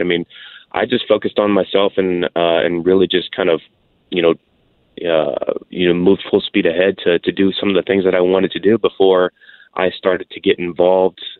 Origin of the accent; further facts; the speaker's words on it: Houston, Texas, United States; I'm a Houston, Texas born born and raised uh, out here in Texas